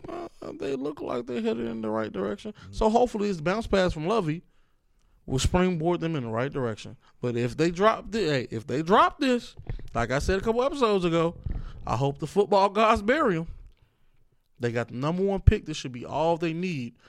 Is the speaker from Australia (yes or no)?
no; Chicago, Illinois, United States; I say y'all because I'm a Chicagoan